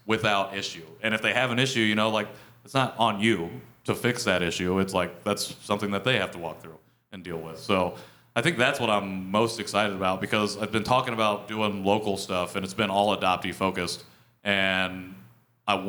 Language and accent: English; Midwest, United States; accent: Midwest; Korean and sound like I'm from the Midwest